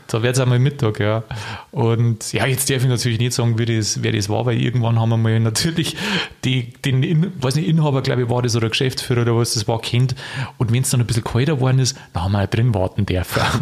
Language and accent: German; Bavaria, Germany; Also ich darf wirklich da in meine Heimat, darf noch Niederbayern fahren.